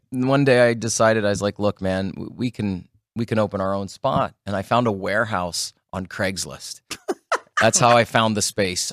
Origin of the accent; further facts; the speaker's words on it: Sault Ste. Marie, Ontario, Canada; now in Las Vegas, United States; the Sault Ste. Marie Greyhounds. They're in my hometown